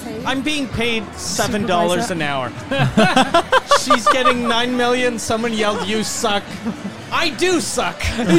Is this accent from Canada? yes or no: yes; Canada; we're Canadian.